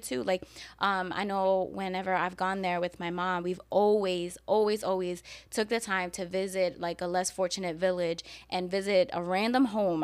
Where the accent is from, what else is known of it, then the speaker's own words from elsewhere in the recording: New York City, New York, United States; now in Florida, United States; growing up in New York and growing up in the hood